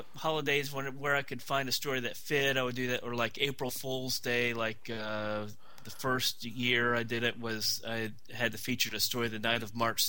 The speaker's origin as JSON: {"language": "English", "region": "Florida", "country": "United States", "tie": "born or raised there", "said": "My parents moved to Florida about 1963."}